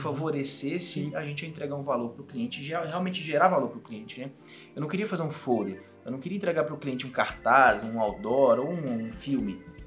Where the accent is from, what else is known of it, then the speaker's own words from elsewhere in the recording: Patos de Minas, Minas Gerais, Brazil; moved away as an adult; also born or lived in Belo Horizonte; eu sou de Patos de Minas, igual você falou, entrei na universidade lá